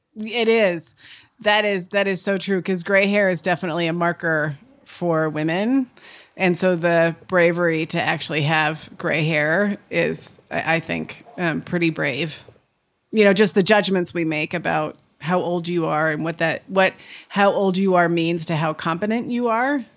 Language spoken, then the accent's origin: English; California, United States; I grew up in California.